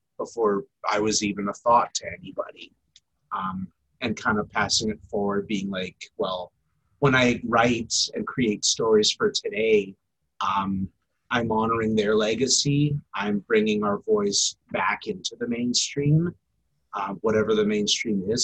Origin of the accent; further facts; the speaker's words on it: St. Albert, Alberta, Canada; also born or lived in Saugeen First Nation, Ontario; now in Edmonton, Canada; I would say Miskwetchiwaskahegan, but I grew up in St. Albert.